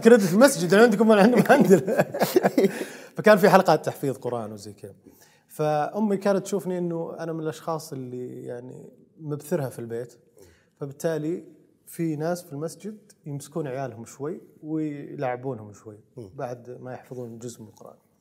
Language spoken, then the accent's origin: Arabic; Saudi Arabia; عندنا في السعوديه